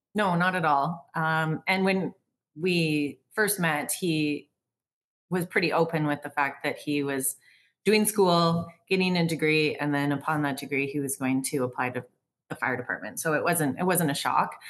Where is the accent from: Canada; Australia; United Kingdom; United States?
Canada; Vancouver, British Columbia; moved away as an adult; now in Calgary, Canada; I grew up in Vancouver